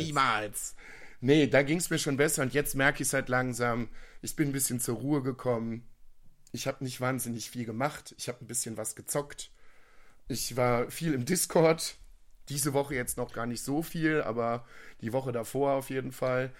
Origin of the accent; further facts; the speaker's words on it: Viersen, North Rhine-Westphalia, Germany; ich komme aus Viersen.